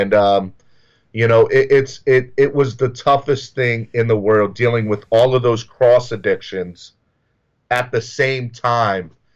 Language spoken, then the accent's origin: English; the South, United States; I grew up in the South